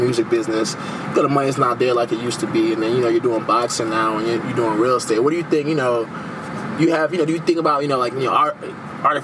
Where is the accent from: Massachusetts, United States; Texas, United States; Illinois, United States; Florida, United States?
Texas, United States; Houston; I grew up in A Leaf